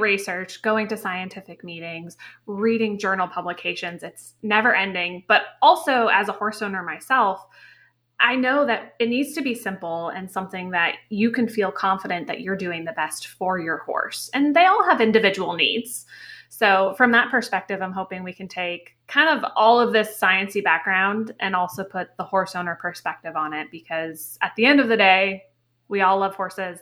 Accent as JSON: {"language": "English", "region": "Connecticut", "country": "United States", "tie": "born or raised there", "said": "I grew up in Connecticut"}